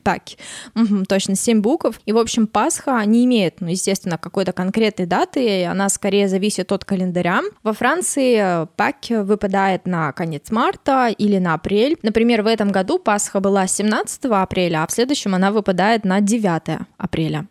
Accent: Russia; у нас просто какой-то тотал, да, вот тотал хранения елки

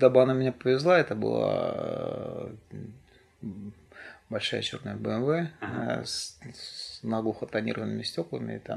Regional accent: Siberia, Russia; moved away; несмотря на то, что я приехал из Сибири и были авторитетные люди, которые здесь уже занимались взрослыми делами

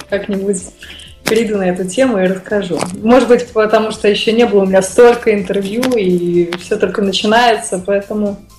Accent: Moscow, Russia; И вот я из Москвы.

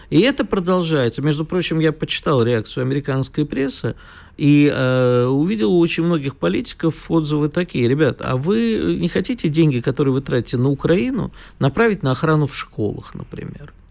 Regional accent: Moscow, Russia; Москва моя любовь, и как коренной москвич не могу ругать свою родину.

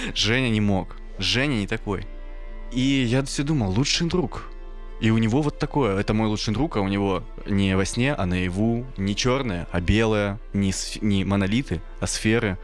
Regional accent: Kirishi, Leningrad Oblast, Russia; moved away; я рос еще в Киришах

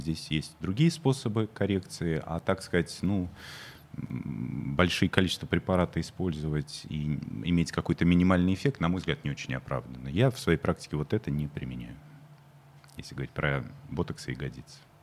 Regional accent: Moscow, Russia; я тоже москвич

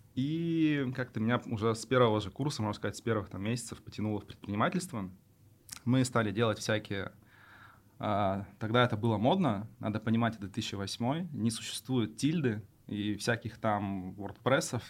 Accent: Yoshkar-Ola, Mari El, Russia; moved away as an adult; now in Kazan, Russia; я родом из Ишкаралы

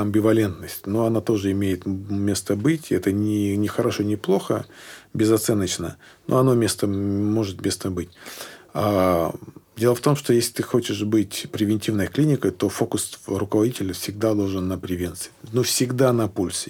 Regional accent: Sochi, Krasnodar Krai, Russia; moved away; also born or lived in Tyumen; я приехал к себе в родной город Сочи

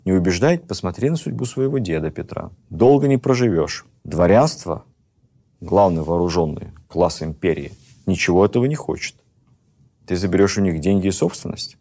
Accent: Moscow, Russia; как москвич

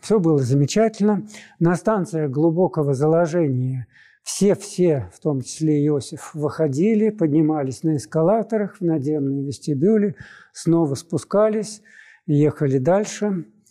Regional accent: Moscow, Russia

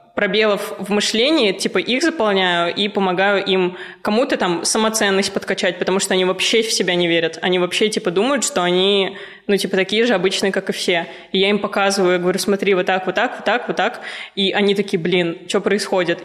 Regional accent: Ufa, Bashkortostan, Russia; moved away; also born or lived in Moscow; Я из Уфы

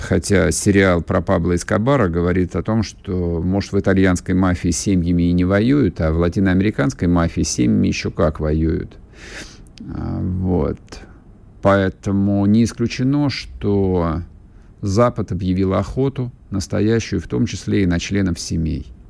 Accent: Russia; Я всю жизнь тут живу

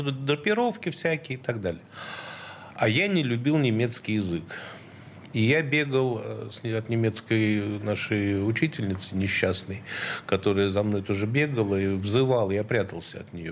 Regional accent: Saint Petersburg, Russia; Я центровой, я, да, с Петроградки

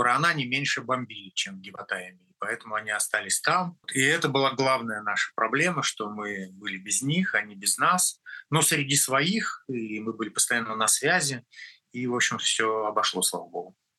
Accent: Russia; moved away as an adult; now in Israel; я россиянин, э, в анамнезе 53 года прожил в России, родился там, учился там

